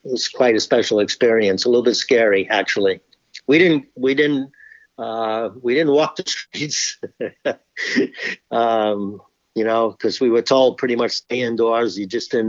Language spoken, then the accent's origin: English; New York City, New York, United States; I grew up in New York City